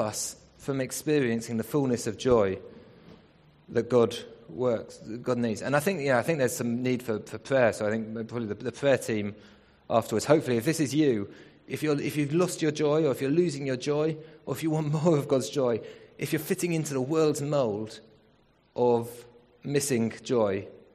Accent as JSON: {"language": "English", "region": "England", "country": "United Kingdom", "said": "We're not African, we're English."}